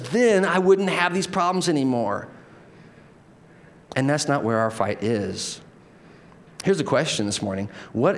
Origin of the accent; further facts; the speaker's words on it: United States; we're American citizens